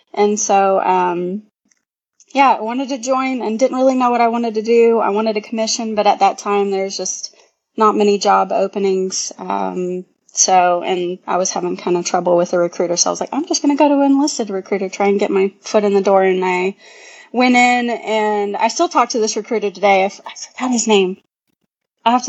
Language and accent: English; Hilliard, Florida, United States; moved away as an adult; I'm from a small town called Hilliard, Florida